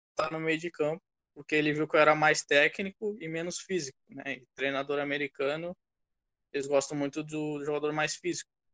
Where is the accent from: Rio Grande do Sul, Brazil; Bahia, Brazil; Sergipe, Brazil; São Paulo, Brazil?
Rio Grande do Sul, Brazil; Porto Alegre; moved away as an adult; also born or lived in Texas / Iowa; now in United States; sou de Porto Alegre, Rio Grande do Sul